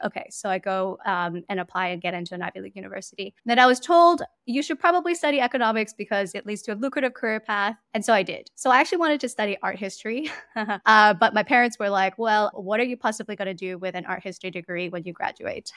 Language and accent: English; Hong Kong; moved away as an adult; also born or lived in New York, United States; now in Singapore; I was born and raised in Hong Kong, basically spent my entire life there until university